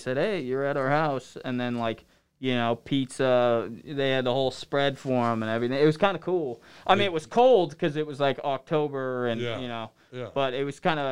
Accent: San Jose, California, United States; moved away as an adult; also born or lived in Windsor, Ontario; now in Michigan, United States; I come from Eastside, San Jose

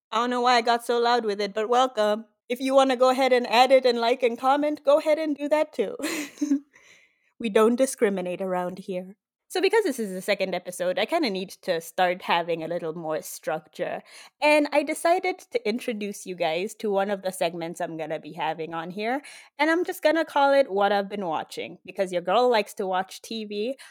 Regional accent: Nairobi, Kenya; moved away as an adult; now in Miami, United States; I grew up in Kenya

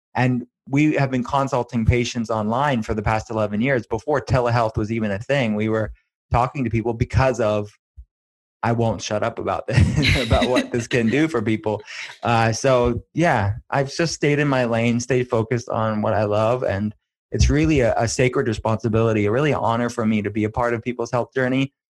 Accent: Western Pennsylvania, United States; I'm from Western Pennsylvania

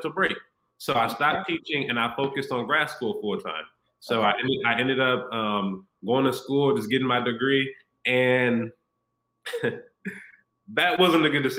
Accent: Illinois, United States; moved away as an adult; also born or lived in Houston; I'm back in my hometown. So I'm back in Illinois, where I'm from

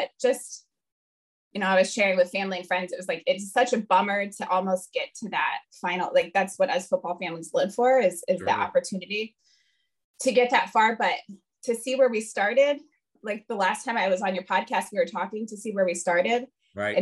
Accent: Fort Wayne, Indiana, United States; moved away as an adult; a small NAIA school in my hometown in Fort Wayne, Indiana

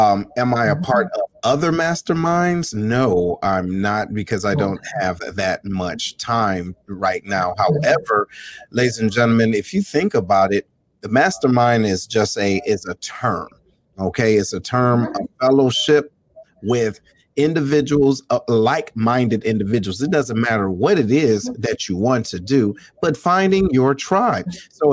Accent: Detroit, Michigan, United States; this is my homie. We grew up in Detroit together.

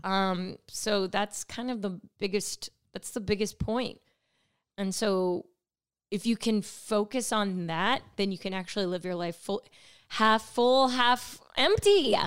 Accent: California, United States; I grew up in California

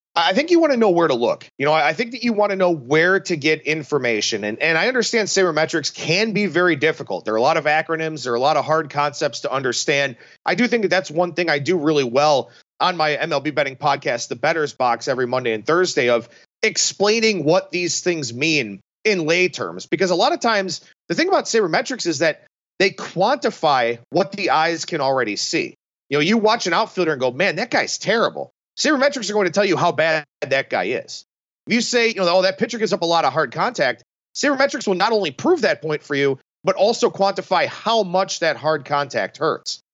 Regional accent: Cleveland, Ohio, United States; growing up in Cleveland with the Indians' heyday in, in the mid to late nineties

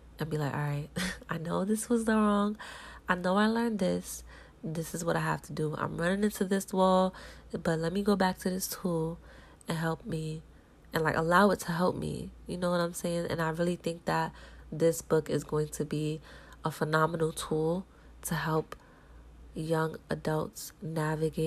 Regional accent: New York, United States; growing up in New York

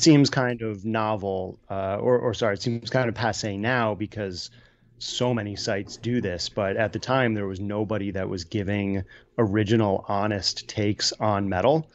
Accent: New York City, New York, United States; moved away as an adult; also born or lived in Brooklyn; now in Woodstock, United States; I was born and raised in Manhattan

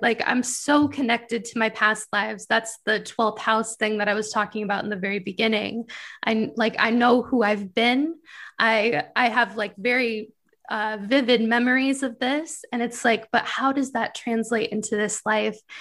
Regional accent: Michigan, United States; moved away; I'm from Michigan originally

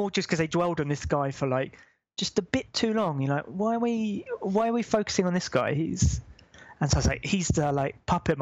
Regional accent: United Kingdom; we're British

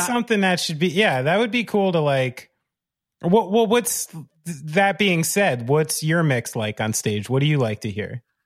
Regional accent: New Jersey, United States; I'm born and raised in Central Jersey and by New York City

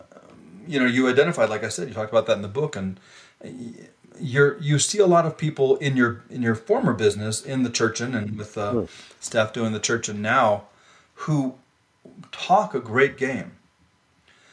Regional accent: New York, United States; I'm from New York State

